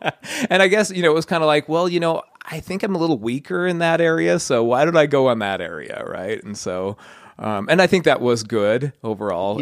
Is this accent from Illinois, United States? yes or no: no; Layton, Utah, United States; I grew up in Layton. I kinda had a pretty idyllic childhood